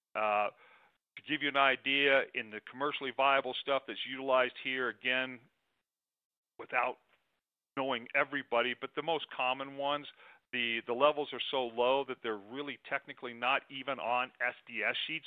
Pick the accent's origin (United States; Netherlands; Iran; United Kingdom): United States; Arizona; my home state of arizona